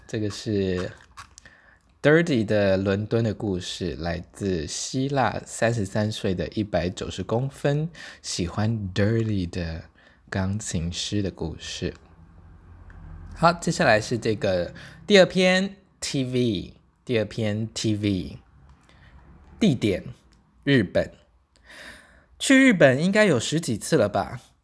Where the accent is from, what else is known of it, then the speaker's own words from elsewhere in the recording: Taitung, Taitung County, Taiwan; moved away; 我现在人在台东老家